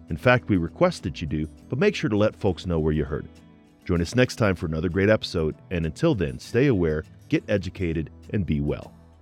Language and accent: English; Colorado Springs, Colorado, United States; We're both from Colorado Springs